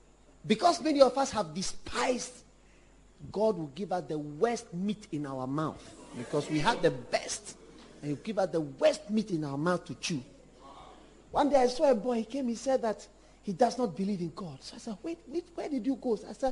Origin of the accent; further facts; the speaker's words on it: Ghana; When I became aware, I was half caste. Never fully accepted as a Ghanaian in so many circles.